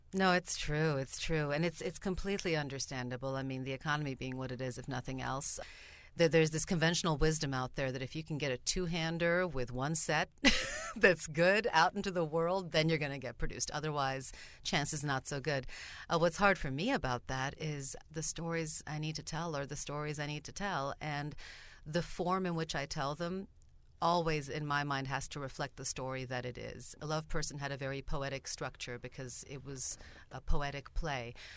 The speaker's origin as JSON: {"language": "English", "town": "Stockholm", "region": "Stockholm County", "country": "Sweden", "tie": "born or raised there", "also_born_or_lived": "Saint Paul, Minnesota, United States", "first_language": "Bulgarian", "second_language": "English", "moved": "as an adult", "lives_now": "Minnesota, United States", "said": "when they married, they moved to Sweden, which is where I grew up. So I'm Swedish nationality, and I grew up in Stockholm"}